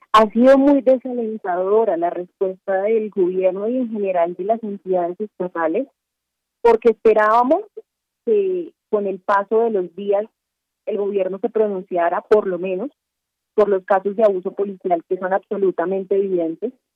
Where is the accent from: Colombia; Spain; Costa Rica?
Colombia; Cali, Valle del Cauca; now in Bogotá, Colombia; Yo estoy en Bogotá, porque nuestra sede del periódico El Espectador es aquí en la capital, pero yo soy de Cali